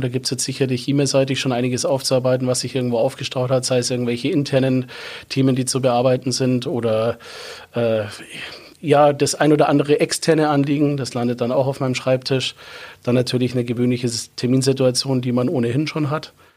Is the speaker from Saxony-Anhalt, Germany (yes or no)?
no; Landsberg district, Bavaria, Germany; Ich komme aus dem Landkreis Landsberg